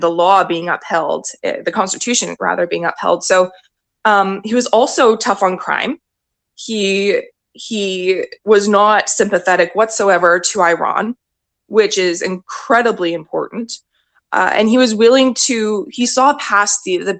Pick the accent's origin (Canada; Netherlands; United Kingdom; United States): Canada; As a Canadian